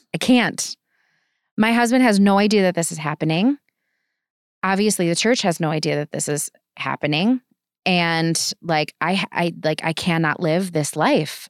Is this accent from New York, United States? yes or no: no; Kenosha, Wisconsin, United States; moved away as an adult; I'm from Kenosha